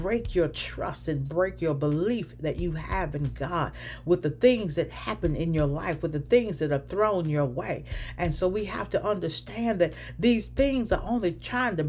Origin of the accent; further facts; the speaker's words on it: the South, United States; when I was growing up in the South